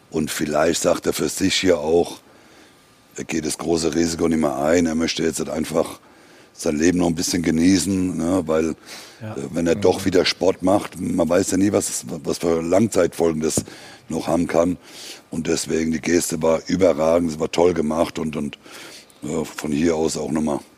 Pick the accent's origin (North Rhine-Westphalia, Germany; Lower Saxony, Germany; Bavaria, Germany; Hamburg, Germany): Lower Saxony, Germany; Osnabrück